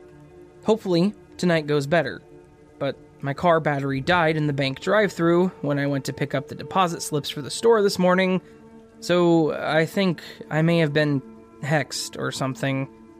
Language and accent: English; United Kingdom; I'm British, and therefore impossible for me to be impolite.